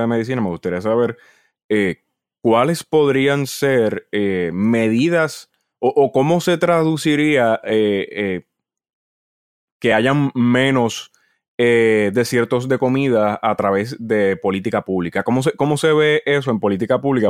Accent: Naranjito, Puerto Rico; mi familia es natural de Naranjito

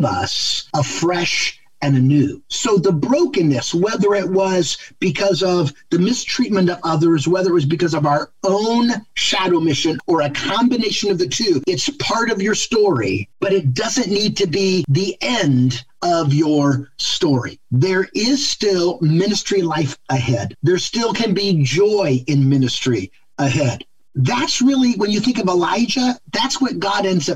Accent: Ohio, United States; now in Michigan, United States; I live in Michigan, but I'm from Ohio

